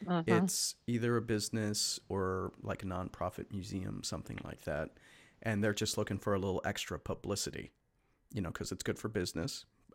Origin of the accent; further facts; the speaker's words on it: Chicago, Illinois, United States; moved away as an adult; also born or lived in Los Angeles; now in Pacific Northwest, United States; I'm from Chicago originally, guys. So it hasn't happened out here in the Pacific Northwest, nor when I lived in LA.